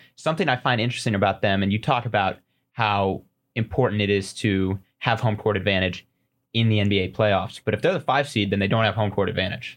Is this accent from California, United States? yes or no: no; Colorado, United States